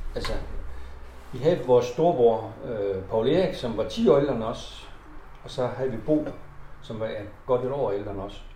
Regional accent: Horsens, Central Denmark Region, Denmark; Så vi er født i, i, i Nygade

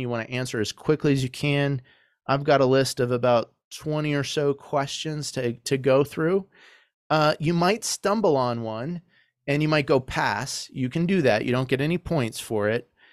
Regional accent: Arizona, United States; moved away; also born or lived in Michigan; I grew up playing soccer in Arizona and Michigan

